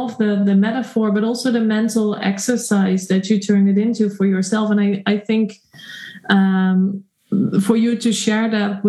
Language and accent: English; Netherlands; moved away as an adult; also born or lived in Shanghai, China; I'm a woman from the Netherlands? I'm now living in a town which is actually very close to the town that I was born in.